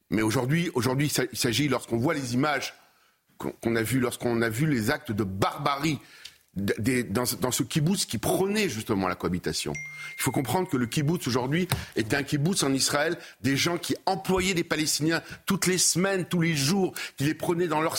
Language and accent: French; Dresden, Saxony, Germany; À l'époque, je vous rappelle, chez nous, à Dresde, enfin en Europe, 50 000 morts